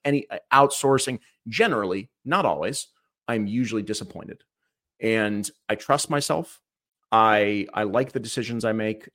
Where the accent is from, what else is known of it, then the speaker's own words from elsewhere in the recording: Cleveland, Ohio, United States; I was born in Cleveland, Ohio, uh, back in nineteen eighty-one